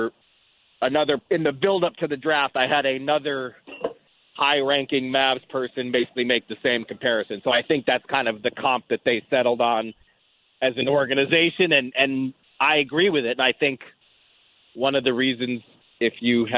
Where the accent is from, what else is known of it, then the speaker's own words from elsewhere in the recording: California, United States; It's a little bit like – I grew up in Southern California mostly, and when Gretzky first got to the Kings, I felt like he was 2-3 steps ahead of the game